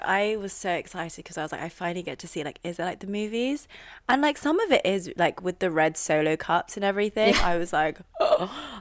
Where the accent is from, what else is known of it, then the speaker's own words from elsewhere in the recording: London, United Kingdom; accent: RP; moved away as an adult; now in United States; we're from the same part of London. We're all from Northwest mm-hmm. London